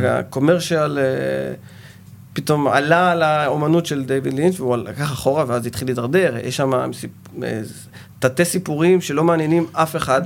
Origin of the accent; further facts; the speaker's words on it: Ashkelon, Southern District, Israel; אני נולדתי באשקלון, סוג של פריפריה